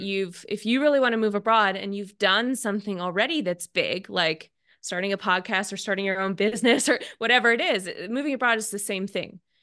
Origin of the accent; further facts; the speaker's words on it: Seattle, Washington, United States; moved away as an adult; I'm from Seattle